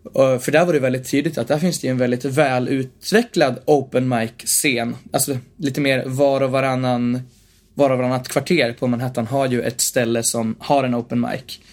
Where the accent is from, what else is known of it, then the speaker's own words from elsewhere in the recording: Bollnäs, Gävleborg County, Sweden; I Bollnäs, där jag också är uppvuxen.